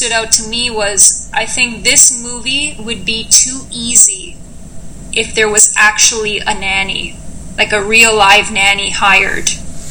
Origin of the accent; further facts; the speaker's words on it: Canada; We are Canadian, and we love our sweaters.